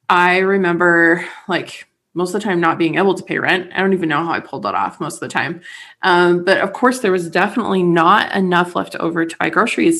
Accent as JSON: {"language": "English", "country": "United States", "lives_now": "St. George, United States"}